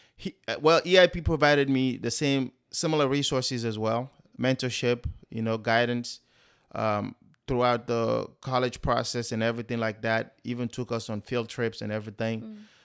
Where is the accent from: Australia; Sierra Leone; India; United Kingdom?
Sierra Leone; now in United States; I am originally from West Africa, Sierra Leone.